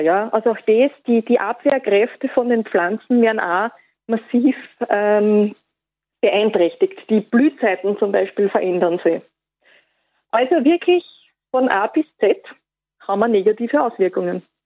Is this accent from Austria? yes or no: yes; Austria; bei uns in Österreich